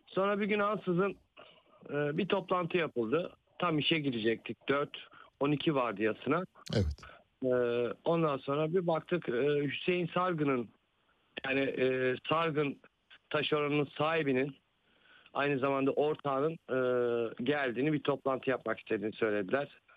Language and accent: Turkish; Balya, Balıkesir, Turkey; ben de Balyalı olarak ben aynı zamanda Balyalıyım